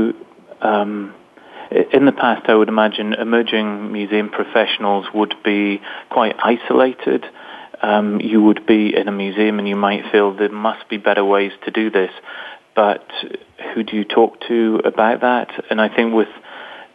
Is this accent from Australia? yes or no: no; Newcastle, North East England, United Kingdom; I'm from England, from a place in the north of England, which is probably a bit like the Rust Belt in the States, a very industrial area. And I grew up